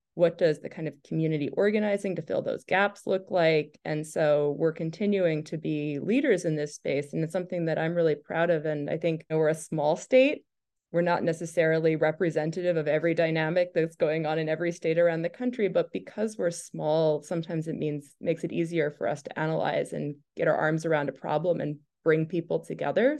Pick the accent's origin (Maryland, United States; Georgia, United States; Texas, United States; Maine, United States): Maine, United States; Falmouth; also born or lived in Portland, Maine; I grew up in Falmouth